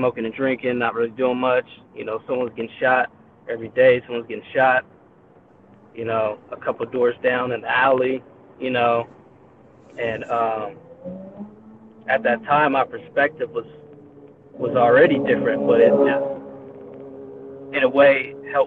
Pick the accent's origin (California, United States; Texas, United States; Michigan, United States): California, United States; also born or lived in Inglewood, California; I grew up in California, and I was born out in Inglewood